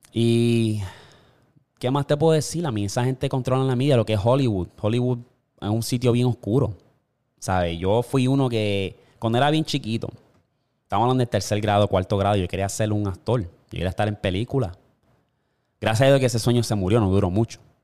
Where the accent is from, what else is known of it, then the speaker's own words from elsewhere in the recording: Puerto Rico; yo me crié en Puerto Rico